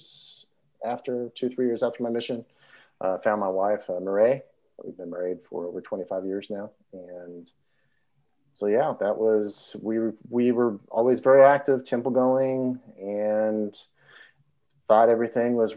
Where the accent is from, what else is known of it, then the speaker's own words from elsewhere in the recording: Southeast Missouri, United States; also born or lived in Utah; now in Tennessee, United States; I'm originally from Missouri, so grew up Southeast Missouri as a Mormon